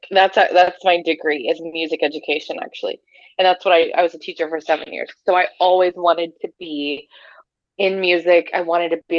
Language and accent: English; North Texas, United States; also born or lived in Arkansas; I grew up in North Texas